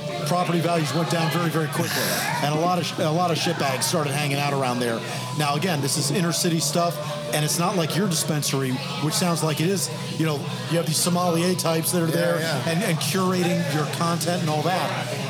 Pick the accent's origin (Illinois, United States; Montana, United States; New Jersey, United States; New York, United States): New York, United States; New York City; My problem as a city kid, as a New Yorker, is